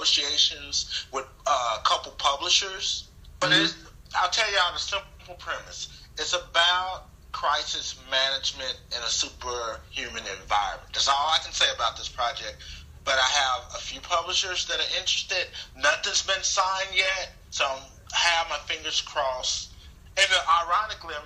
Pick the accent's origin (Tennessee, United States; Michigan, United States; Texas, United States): Texas, United States; Fort Worth; I'm a kid from Fort Worth, Texas, who lived in low poverty areas